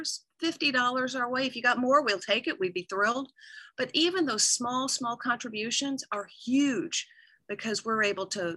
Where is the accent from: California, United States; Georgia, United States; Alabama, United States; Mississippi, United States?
Georgia, United States; North; moved away; I'm from North Georgia. My hometown is where they make wall-to-wall carpeting